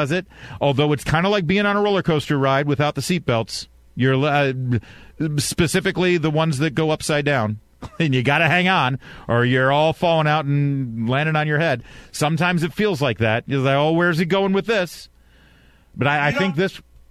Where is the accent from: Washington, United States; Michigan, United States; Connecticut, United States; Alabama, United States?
Michigan, United States; I was born in Michigan